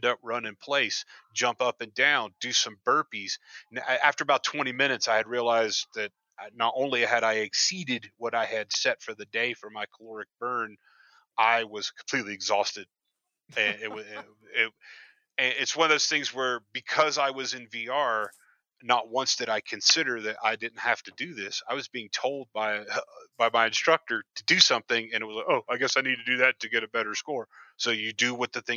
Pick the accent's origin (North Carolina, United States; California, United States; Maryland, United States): North Carolina, United States; now in Montana, United States; I'm from North Carolina originally